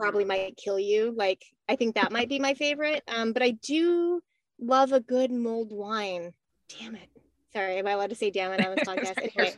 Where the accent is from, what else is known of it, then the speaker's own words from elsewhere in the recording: New Mexico, United States; I'm from New Mexico